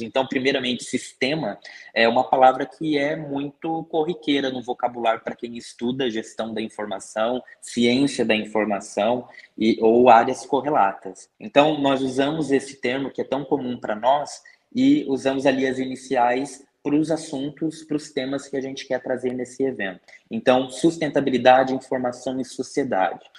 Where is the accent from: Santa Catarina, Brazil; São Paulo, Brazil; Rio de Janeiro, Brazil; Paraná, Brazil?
Paraná, Brazil; Curitiba; Eu sou daqui de Curitiba e sempre vivi aqui